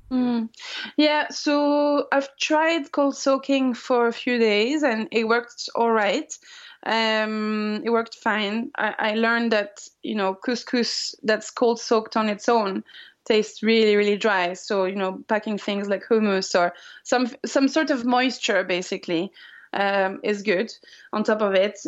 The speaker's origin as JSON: {"language": "English", "country": "France", "moved": "yes", "said": "I'm from France"}